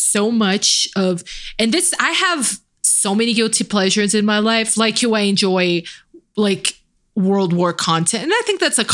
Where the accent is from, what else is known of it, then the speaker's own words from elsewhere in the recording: Brazil; me being Brazilian